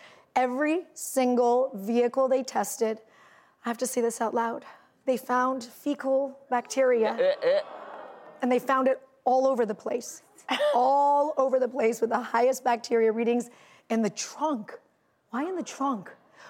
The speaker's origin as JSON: {"language": "English", "region": "California", "country": "United States", "said": "I'm from California, and we spend a lot of time in our cars."}